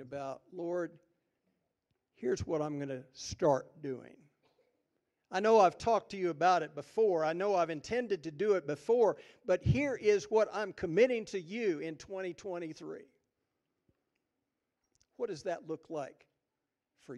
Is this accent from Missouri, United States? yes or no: yes; Jefferson City, Missouri, United States; I grew up on the Missouri River in Jefferson City, Missouri.